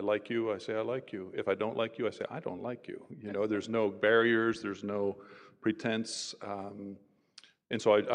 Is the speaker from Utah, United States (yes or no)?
no; Philadelphia area, New Jersey, United States; moved away as an adult; also born or lived in Illinois / Los Angeles; I'm originally from New Jersey, just the Philadelphia area